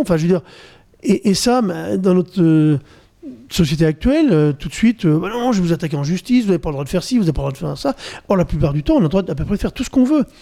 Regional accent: Normandy, France; Je suis normand

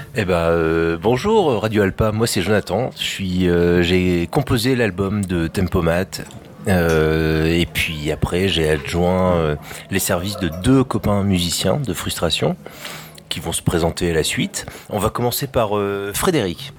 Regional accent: France; pour nous, Français

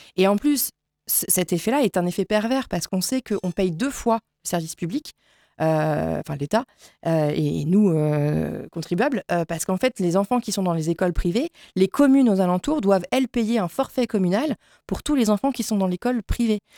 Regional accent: Saint-Marceau, France; je suis habitante de Saint-Marceau

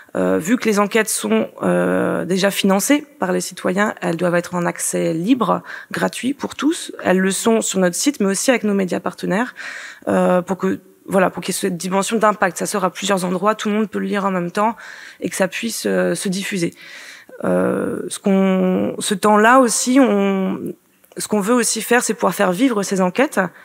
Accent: Finistère, Brittany, France; je suis bretonne, euh, je suis finistérienne

